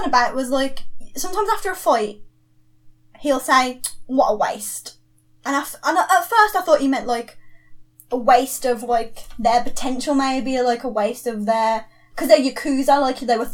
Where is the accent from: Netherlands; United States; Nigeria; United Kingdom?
United Kingdom; England; because I'm English